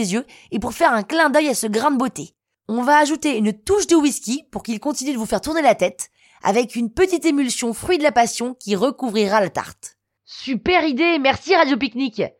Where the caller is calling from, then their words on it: Niort, Nouvelle-Aquitaine, France; Je viens de Niort et j'ai 27 ans.